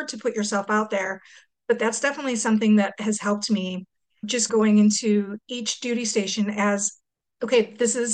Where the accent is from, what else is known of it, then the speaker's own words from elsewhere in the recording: St. Louis, Missouri, United States; moved away as an adult; I went to college in my hometown.